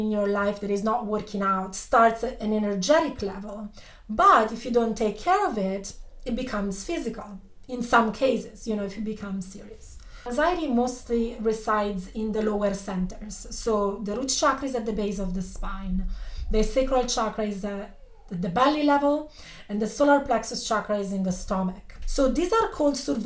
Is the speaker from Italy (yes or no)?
yes; Italy; I was born and raised in Italy